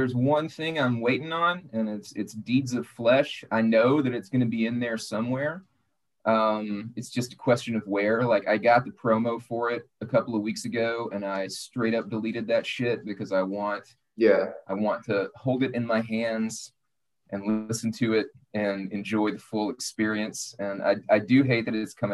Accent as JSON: {"language": "English", "region": "Arkansas", "country": "United States", "tie": "born or raised there", "said": "I grew up in Arkansas, about 10 minutes from the Louisiana border"}